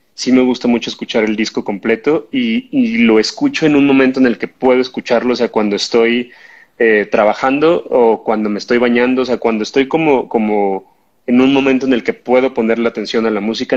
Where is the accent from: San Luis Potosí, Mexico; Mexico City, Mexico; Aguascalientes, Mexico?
Mexico City, Mexico; somos de Lindavista